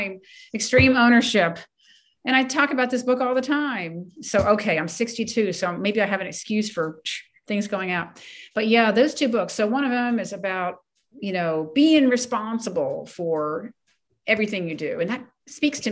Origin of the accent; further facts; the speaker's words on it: Ellicott City, Maryland, United States; also born or lived in Takoma Park, Maryland; I was born and raised in Ellicott City, Maryland, which is inland